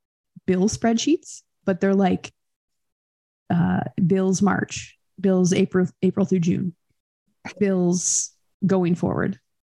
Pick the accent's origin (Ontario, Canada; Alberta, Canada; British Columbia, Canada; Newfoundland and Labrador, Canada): Ontario, Canada; moved away as an adult; now in Winnipeg, Canada; I was originally from Ontario.